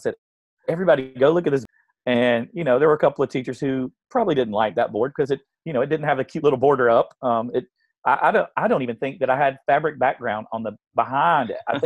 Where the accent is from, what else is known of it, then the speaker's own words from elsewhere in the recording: South Carolina, United States; I grew up here in South Carolina